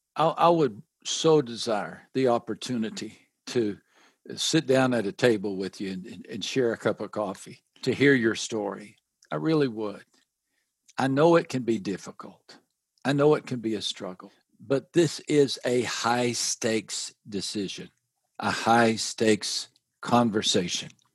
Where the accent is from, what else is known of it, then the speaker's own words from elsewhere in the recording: West Texas, United States; I grew up in West Texas